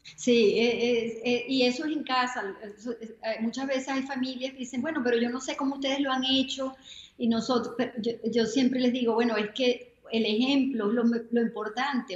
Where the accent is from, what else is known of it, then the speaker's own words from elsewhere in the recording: Venezuela; moved away as an adult; also born or lived in New York; now in Florida, United States; soy venezolana, ah, ya tengo 25 años viviendo aquí en los Estados Unidos